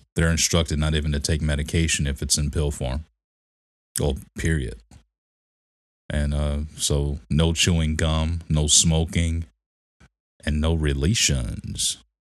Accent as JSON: {"language": "English", "town": "Detroit", "region": "Michigan", "country": "United States", "tie": "born or raised there", "said": "growing up in Detroit, you were nothing but Christian"}